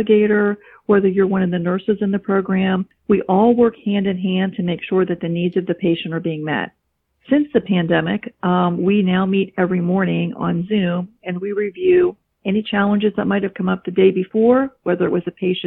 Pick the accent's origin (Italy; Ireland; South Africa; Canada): Italy; So I am from Italy